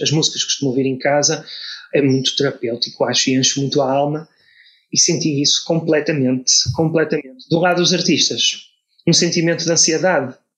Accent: Portugal; sendo português

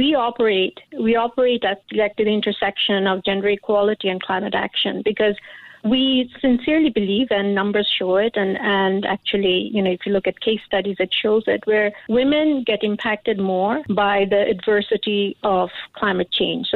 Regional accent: Bangladesh; now in Singapore; I'm originally from Bangladesh

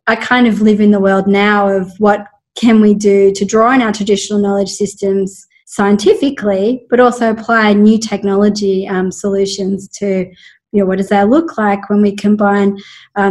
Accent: Sydney, New South Wales, Australia; moved away as an adult; also born or lived in Great Barrier Reef / Pilbara / Kakadu / Canberra; I grew up near Hornsby.

